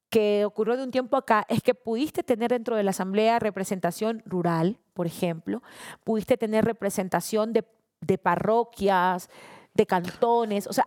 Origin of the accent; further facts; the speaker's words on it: Esmeraldas, Ecuador; Yo no soy buquelista, yo soy ecuatoriana, ñaño esmeraldeña.